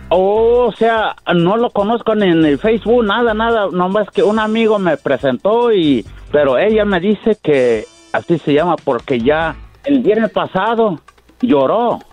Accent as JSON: {"language": "Spanish", "region": "Tabasco", "country": "Mexico", "said": "yo soy de Tabasco"}